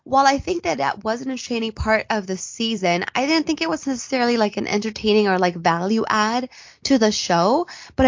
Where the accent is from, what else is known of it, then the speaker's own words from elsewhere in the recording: United States; I'm an American woman